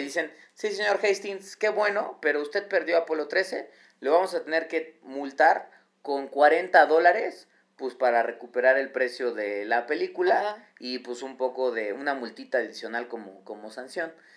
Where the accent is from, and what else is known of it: Mexico